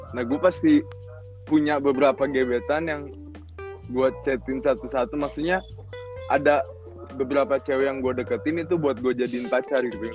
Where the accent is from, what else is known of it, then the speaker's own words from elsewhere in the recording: Cikampek, West Java, Indonesia; moved away; also born or lived in Bandung / Jakarta; gue dari Cikampek